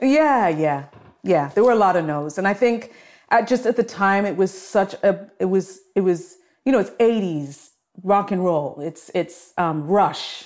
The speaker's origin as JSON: {"language": "English", "town": "Toronto", "region": "Ontario", "country": "Canada", "tie": "born or raised there", "also_born_or_lived": "Scarborough, Toronto", "said": "I grew up in, in Flemington Park and then moved to Scarborough"}